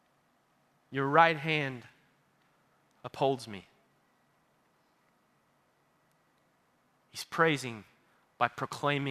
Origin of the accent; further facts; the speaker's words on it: Baytown, Texas, United States; I am from Baytown, Texas